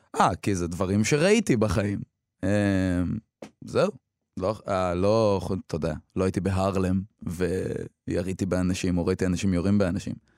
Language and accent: Hebrew; Beit Jann, Northern District, Israel; born or raised there; first language Hebrew; also born or lived in Eilat / Samar